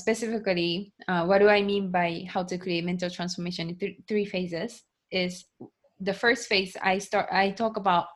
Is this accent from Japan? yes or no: yes; Japan; moved away as an adult; also born or lived in United States; growing up in Japan, being born and raised in Japan